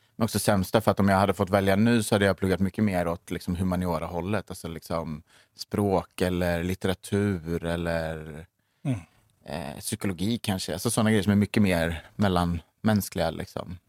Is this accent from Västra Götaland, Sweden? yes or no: yes; Skövde, Västra Götaland, Sweden; moved away as an adult; now in Stockholm, Sweden; jag är uppvuxen i Skövde.